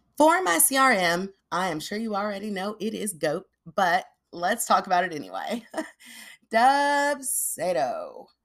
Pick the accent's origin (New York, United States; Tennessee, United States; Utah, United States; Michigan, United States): Tennessee, United States; Nashville; moved away; I grew up in Nashville